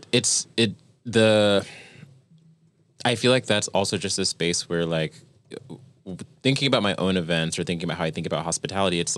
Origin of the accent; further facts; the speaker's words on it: New York, United States; we're from New York